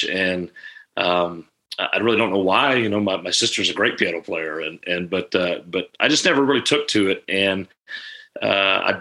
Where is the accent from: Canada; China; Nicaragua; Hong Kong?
Canada; I was born and raised in Canada. I grew up on a farm there.